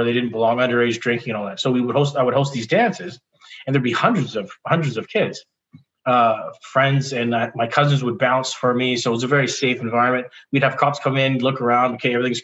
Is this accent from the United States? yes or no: no; Victoria, British Columbia, Canada; also born or lived in Vancouver; growing up in Victoria, I moved to Vancouver for a bit to go to school